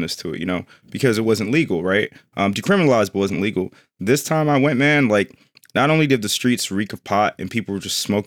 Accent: New York City, New York, United States; moved away; I went back to my hometown of New York.

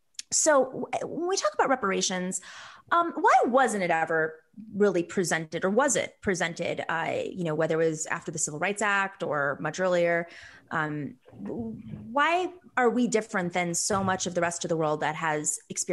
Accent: United States; I mean, I'm Greek American. A lot of folks don't know the KKK went after Greek Orthodox churches.

